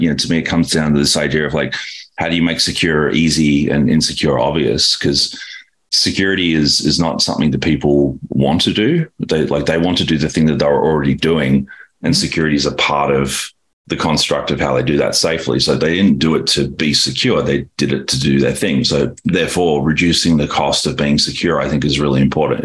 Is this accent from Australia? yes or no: yes; Australia; moved away as an adult; now in San Francisco, United States; born and raised in Australia